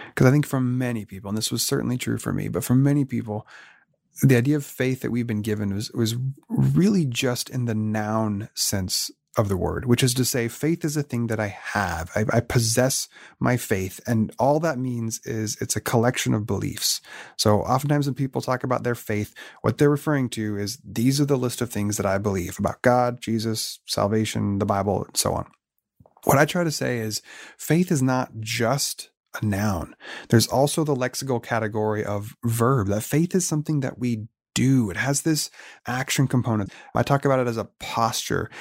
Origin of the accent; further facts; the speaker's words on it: Oregon, United States; now in San Diego, United States; I was born and raised in Oregon